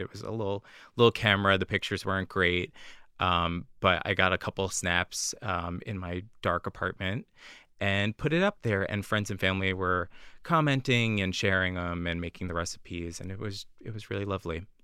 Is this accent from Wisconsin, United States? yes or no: no; New Jersey, United States; moved away as an adult; now in Boston, United States; I grew up in New Jersey, uh, just outside of New York